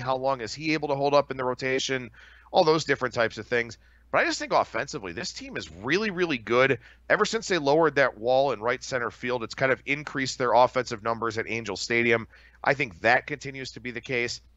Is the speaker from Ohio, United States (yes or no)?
yes; Cleveland, Ohio, United States; I grew up in Cleveland, Cleveland native, born and raised